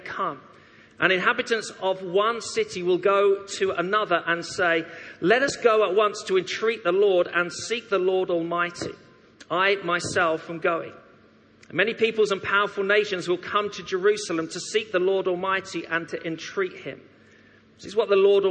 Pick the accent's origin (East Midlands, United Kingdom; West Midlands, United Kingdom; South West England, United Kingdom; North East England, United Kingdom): East Midlands, United Kingdom; Derby; moved away as an adult; also born or lived in Leytonstone, London; now in Coventry, United Kingdom; I actually spent my teenage years growing up in Derby, a wonderful place